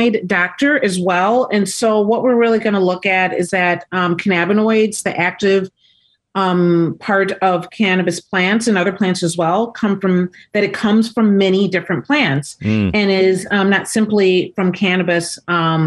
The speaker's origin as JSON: {"language": "English", "town": "Detroit", "region": "Michigan", "country": "United States", "moved": "yes", "said": "I'm from Detroit, Michigan, originally"}